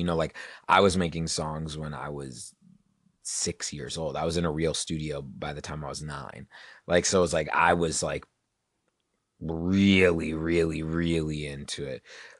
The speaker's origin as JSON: {"language": "English", "region": "Virginia", "country": "United States", "tie": "born or raised there", "said": "In Virginia."}